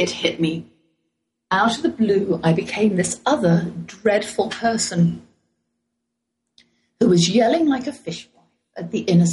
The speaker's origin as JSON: {"language": "English", "region": "England", "country": "United Kingdom", "accent": "English", "moved": "yes", "lives_now": "United States", "said": "my boldest English accent"}